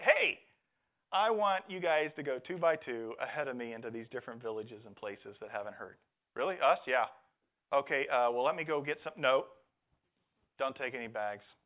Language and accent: English; Midwest, United States; moved away as an adult; I'm a farm kid. I come from the Midwest corn, soybeans